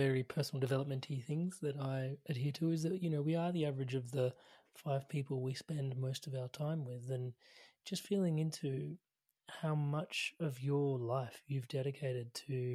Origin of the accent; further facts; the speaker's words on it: India; As an Indian